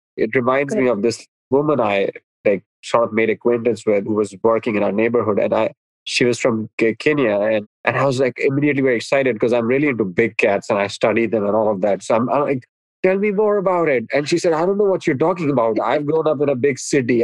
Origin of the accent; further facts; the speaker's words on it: India; moved away as an adult; now in United States; when I was growing up in India, and I grew up in a small town